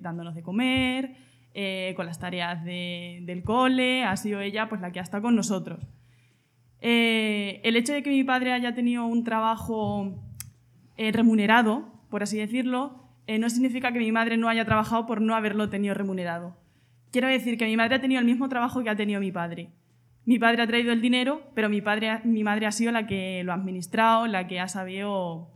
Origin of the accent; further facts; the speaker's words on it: Argamasilla de Alba, Castilla-La Mancha, Spain; yo vengo de Argamasilla de Alba, un pueblo de Ciudad Real